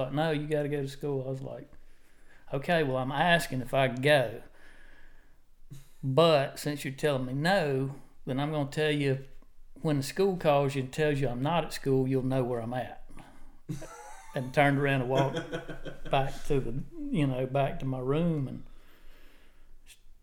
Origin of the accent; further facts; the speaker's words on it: North Alabama, United States; now in Orange Beach, United States; I was born and raised up in North Alabama, wound up down here. My mom remarried, moved down